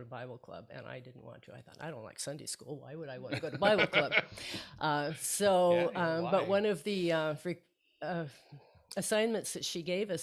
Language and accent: English; Portland, United States; I was born and raised in Portland